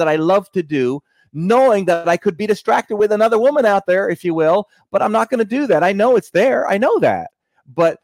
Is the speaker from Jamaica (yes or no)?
yes; Jamaica; moved away; I'm originally from Jamaica